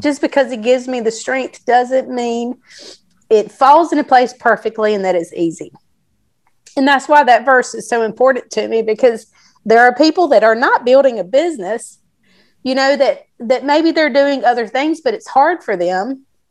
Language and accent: English; South Carolina, United States; I'm from South Carolina, but my mom is from California